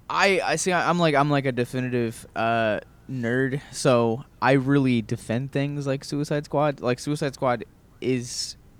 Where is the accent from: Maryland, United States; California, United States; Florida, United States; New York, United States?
Maryland, United States; Baltimore; moved away; growing up in Baltimore